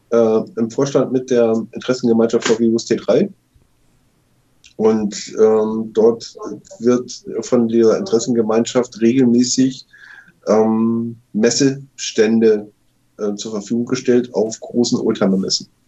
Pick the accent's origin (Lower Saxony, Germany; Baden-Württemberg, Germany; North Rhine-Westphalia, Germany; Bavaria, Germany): Lower Saxony, Germany; Cuxhaven; weil ich bin gebürtiger Cuxhavener, also ein Mensch, der am Meer groß geworden ist